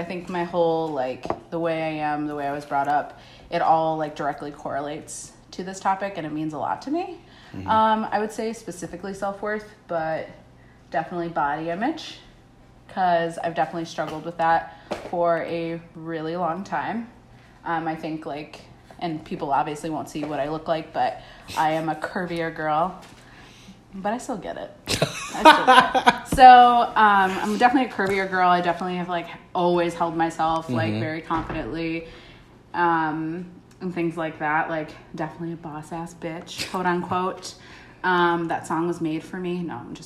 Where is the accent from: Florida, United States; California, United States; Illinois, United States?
Illinois, United States; Chicago; also born or lived in Washington, D.C.; I am born and raised in Chicago.